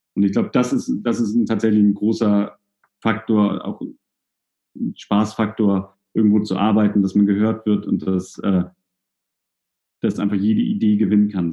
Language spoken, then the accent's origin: German; Hamburg, Germany; now in Kiel, Germany; ich komme ja aus Hamburg, bin ja nach Kiel gezogen